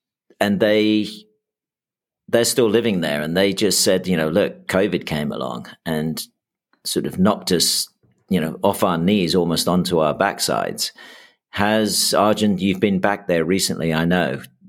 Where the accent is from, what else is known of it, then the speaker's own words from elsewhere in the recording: Houston, Texas, United States; also born or lived in New York; I know I grew up in Houston and New York in the sort of 70s and early 80s. And the reason I ended up as an English kid in Houston and then New York was the brain drain of the UK in the 70s.